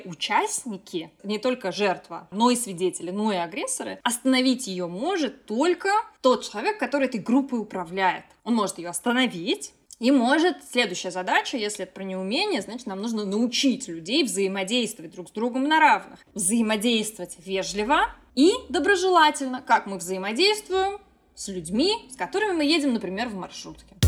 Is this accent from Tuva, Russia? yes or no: no; Moscow, Russia; лицей 1535 при ИСА МГУ в городе Москве. И я туда из Жулебина ездила на курсы подготовки